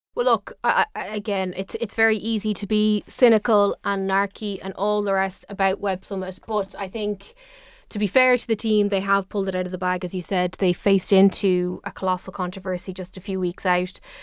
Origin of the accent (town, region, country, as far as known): Ireland